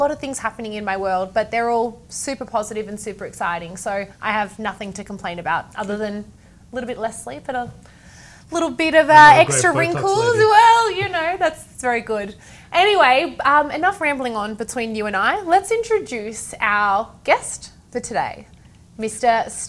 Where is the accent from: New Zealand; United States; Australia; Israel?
Australia; Doncaster East, Victoria; I grew up in Doncaster East.